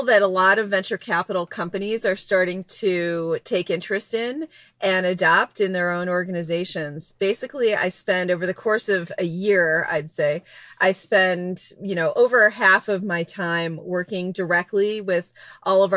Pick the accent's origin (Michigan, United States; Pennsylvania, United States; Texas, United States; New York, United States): Michigan, United States; Detroit; moved away; I was this kid who was born and raised in Detroit in the auto industry